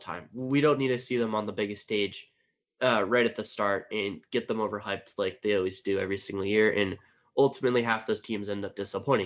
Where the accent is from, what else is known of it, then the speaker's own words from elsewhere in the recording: San Diego, California, United States; San Diego State, which of course is my hometown team